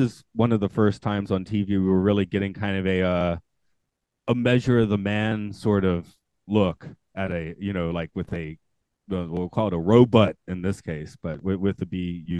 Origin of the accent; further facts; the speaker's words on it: Georgia, United States; I'm from Georgia.